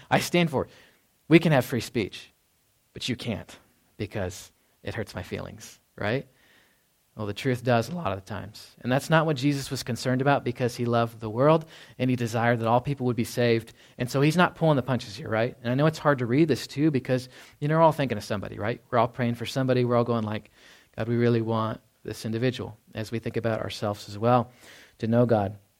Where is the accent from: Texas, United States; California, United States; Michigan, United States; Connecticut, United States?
Texas, United States; Dallas; moved away; growing up in Dallas, Fort Worth.